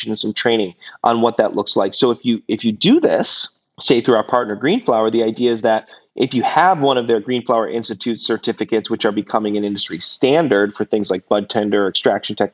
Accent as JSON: {"language": "English", "town": "Detroit", "region": "Michigan", "country": "United States", "said": "I'm from Detroit, so I always have a soft spot for automotive, and a lot of my family worked there."}